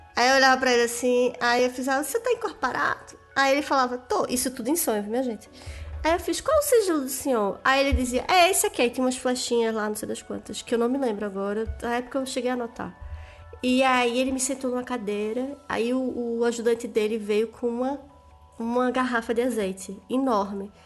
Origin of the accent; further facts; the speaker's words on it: Northeast Region, Brazil; eu sou, eu sou do Nordeste